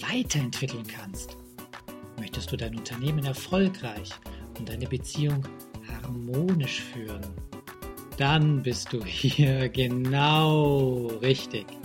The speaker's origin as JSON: {"language": "German", "country": "Austria", "said": "Das ist in der Steiermark, in Österreich, meinem Heimatland."}